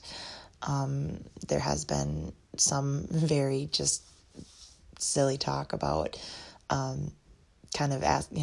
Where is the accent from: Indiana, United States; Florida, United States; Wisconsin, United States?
Wisconsin, United States; Eau Claire; now in Black River Falls, United States; where I grew up in Eau Claire area